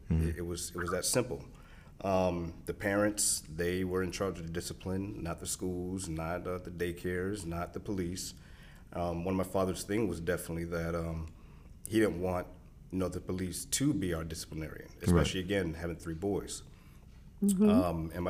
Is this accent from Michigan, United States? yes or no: no; California, United States; born there; also born or lived in East Coast, United States; I was born in California, lived all the way up and down the East Coast due to being in the Navy.